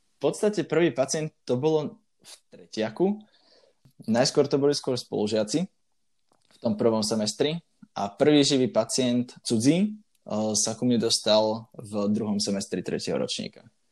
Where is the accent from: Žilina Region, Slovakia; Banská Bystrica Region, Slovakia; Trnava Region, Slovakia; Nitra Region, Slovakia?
Banská Bystrica Region, Slovakia; Banská Bystrica; also born or lived in Bratislava; som z Banskej Bystrice, a dookola tu máme dostatočne veľa kopcov